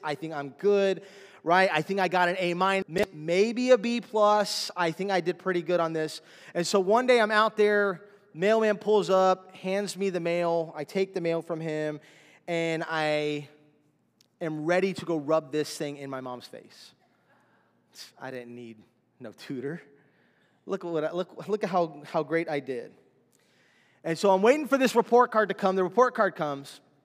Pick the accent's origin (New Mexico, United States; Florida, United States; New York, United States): Florida, United States; Miami; we're from Miami